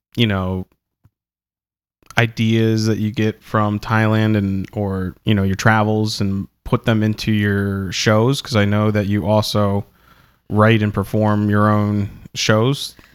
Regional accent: Delaware, United States

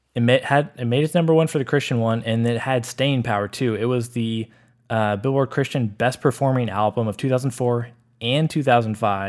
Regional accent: Austin, Texas, United States; Growing up in Austin

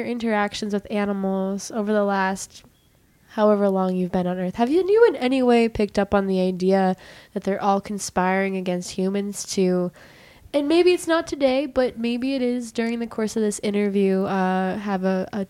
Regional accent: Ukraine; born there; Actually, I was born in Ukraine, and in Ukraine, it's called kvass.

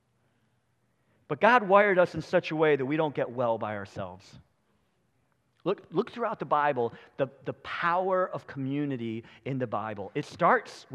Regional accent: United States; We as American Christians

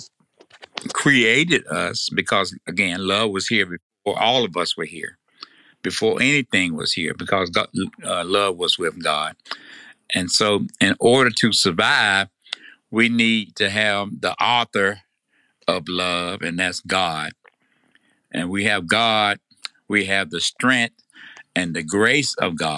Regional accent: Tennessee, United States; accent: Tennessee; my Tennessee accent

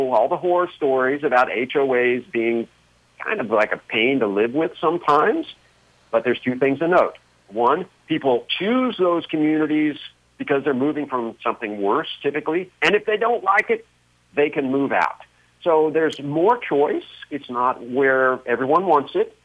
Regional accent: United States; my home country

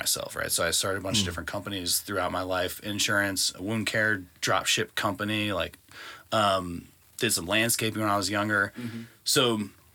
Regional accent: Belleville, Illinois, United States; I grew up on the west end of Belleville.

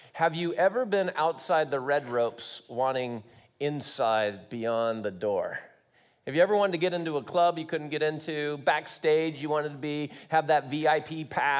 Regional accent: Long Beach, California, United States; moved away as an adult; also born or lived in Santa Barbara, California / Hawaii; now in Kansas, United States; I grew up in Long Beach, California, went to school in Santa Barbara, moved to Hawaii, and then I landed in Kansas.

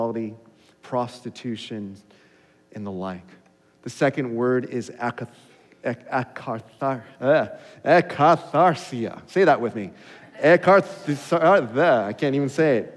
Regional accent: Los Angeles, California, United States; growing up in Los Angeles

